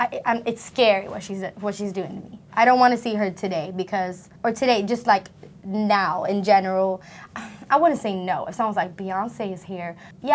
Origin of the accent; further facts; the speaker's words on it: Sweden; I'm from Sweden.